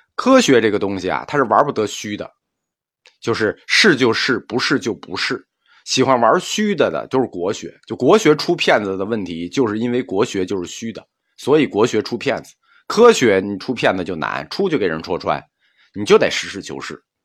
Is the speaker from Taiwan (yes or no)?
no; China; 我们中国人